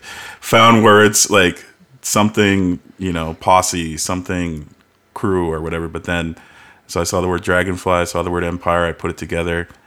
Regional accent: Calgary, Alberta, Canada; also born or lived in Halifax; moved here even before I turned a year old

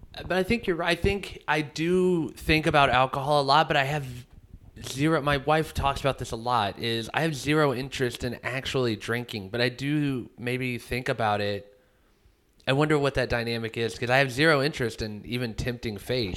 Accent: Midwest, United States; I was raised in the Midwest

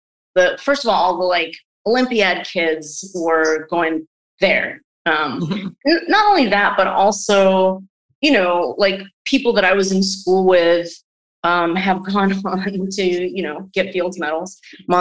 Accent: New Jersey, United States; also born or lived in New York City, New York; So I was born in New York City, in Greenwich Village. My folks were living in the city for a while around that time, and then we moved to the suburbs. So I grew up in the New Jersey

